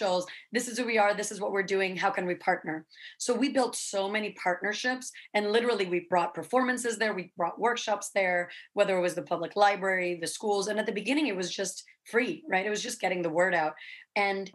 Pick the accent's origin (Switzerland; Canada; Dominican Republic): Dominican Republic; Santo Domingo, Distrito Nacional; moved away as an adult; now in New York, United States; I was born and raised in Dominican Republic in Santo Domingo, and I came to New York on a scholarship to study theater and literature